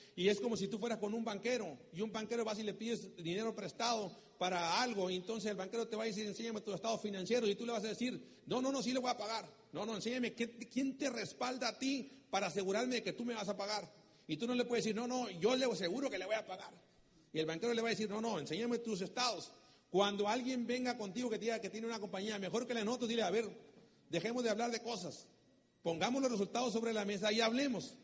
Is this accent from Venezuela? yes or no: no; Mexico; soy mexicano